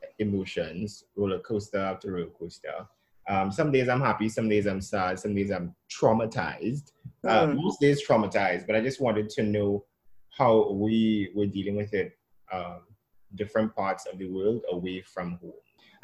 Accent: Chaguanas, Trinidad & Tobago; now in Brooklyn, United States; I am currently in Brooklyn, New York. I am from Chaguanas, Trinidad, the mainland.

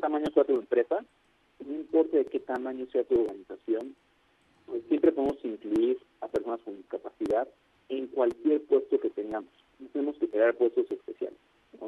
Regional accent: Mexico; somos mexicanos todos

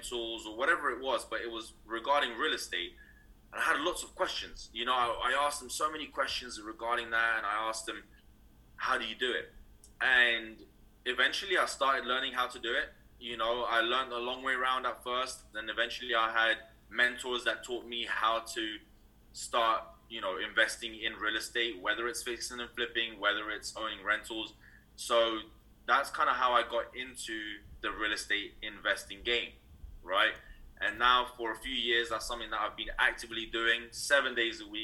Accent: London, United Kingdom; moved away as an adult; now in California, United States; originally I'm actually from London, United Kingdom. I was raised there all my life

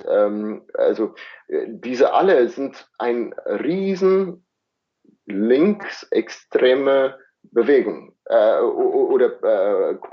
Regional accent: South Africa; Die Inder, die sind auch ähm, in, gerade in der Region, wo ich herkomme, die größte, zweitgrößte Bevölkerungsgruppe außerhalb Indien.

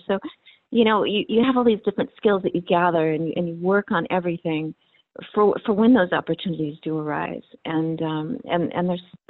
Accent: California, United States; I grew up in California

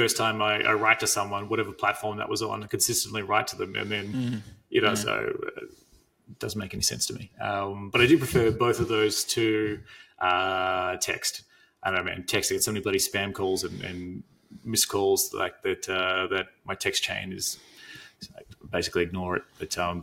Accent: Australia; as an Australian

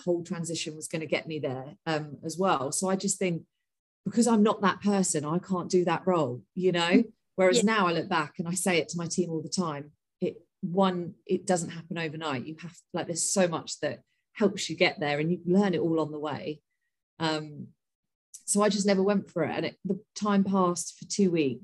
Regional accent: Portsmouth, South East England, United Kingdom; moved away as an adult; also born or lived in London; I'm originally from Portsmouth

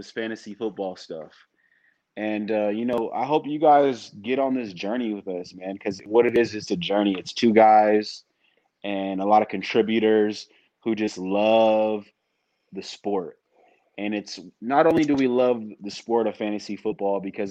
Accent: San Francisco, California, United States; now in Sacramento, United States; I was born in the Bay Area, the San Francisco area. But have since migrated for my job and college to Sacramento

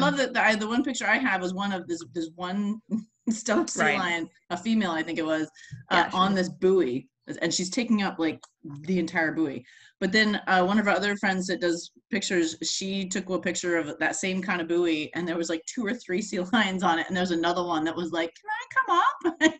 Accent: Florida, United States; Because where, like, I came from Florida where there are no seals.

